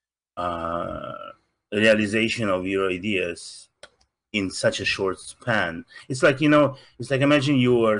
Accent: Russia; accent: Russian; English is a second language; now in Los Angeles, United States; Russian. I'm from Soviet Union

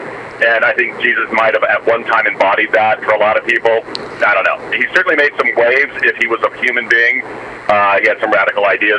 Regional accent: Vancouver, British Columbia, Canada; now in United States; That's my hometown, is Vancouver.

